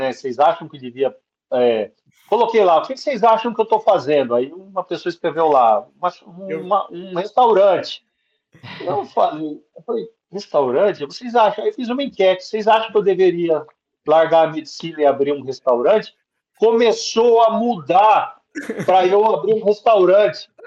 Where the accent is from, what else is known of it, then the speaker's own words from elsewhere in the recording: Campo Grande, Mato Grosso do Sul, Brazil; a minha família é do Mato Grosso do Sul. Eu sou de Campo Grande, Mato Grosso do Sul, e aprendi a fazer churrasco com gaúcho.